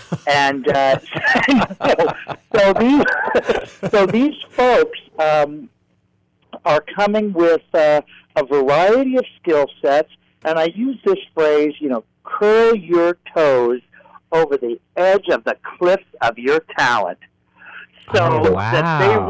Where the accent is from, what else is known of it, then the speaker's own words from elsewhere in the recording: Kansas City, Missouri, United States; I grew up in Kansas City, Missouri